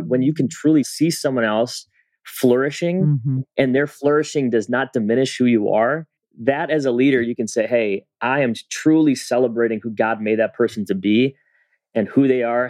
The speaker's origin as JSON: {"language": "English", "country": "Philippines", "said": "\"Well, I'm Filipino. I got a Spanish name. I went to a white school and I connect with all different types of kids.\""}